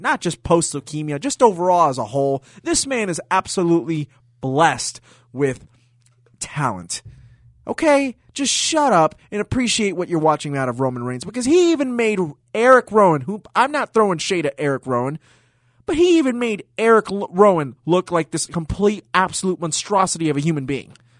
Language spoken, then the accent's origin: English; Puerto Rico; the great city of my home country, San Juan, Puerto Rico.